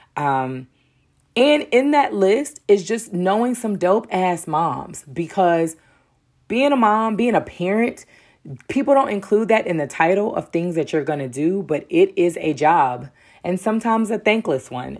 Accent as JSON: {"language": "English", "town": "Durham", "region": "North Carolina", "country": "United States", "tie": "born or raised there", "said": "being born and raised in Durham definitely has its perks"}